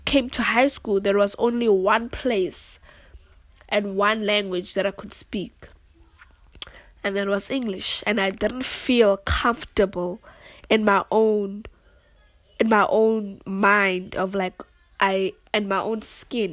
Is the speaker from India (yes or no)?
no; South Africa; English is a second language; in South Africa there are so many home languages because we have 11 languages in total